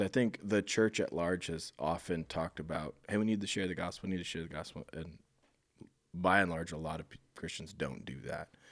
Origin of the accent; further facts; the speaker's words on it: Iowa, United States; moved away as an adult; also born or lived in Phoenix area, Arizona; I'm from Iowa, so I knew it, but I moved back from the Phoenix area in January